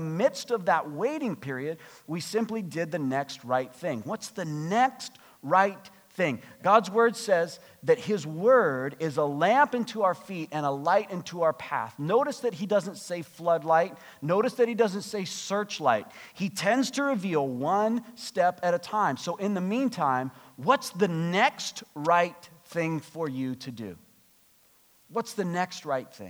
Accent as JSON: {"language": "English", "country": "United States", "moved": "yes", "lives_now": "Canada", "said": "I'm American"}